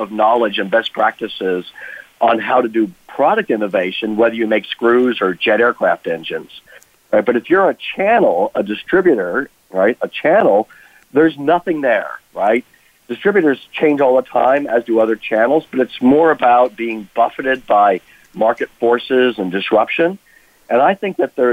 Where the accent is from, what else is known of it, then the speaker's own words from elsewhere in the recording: Colorado Springs, Colorado, United States; my hometown of Colorado Springs